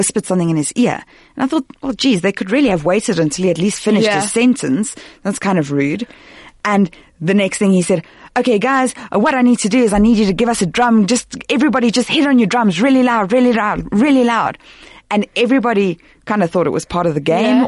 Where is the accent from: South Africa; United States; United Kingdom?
South Africa; being a South African